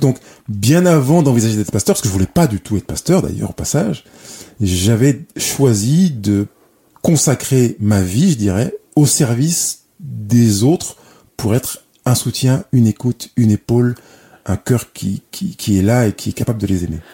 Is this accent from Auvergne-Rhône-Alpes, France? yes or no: yes; Lyon, Auvergne-Rhône-Alpes, France; Je suis né à Lyon